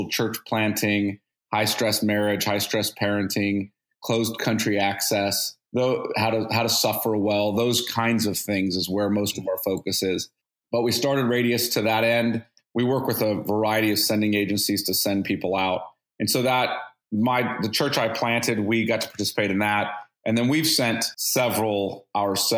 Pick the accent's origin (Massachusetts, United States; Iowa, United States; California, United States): California, United States; Bakersfield; I grew up in Bakersfield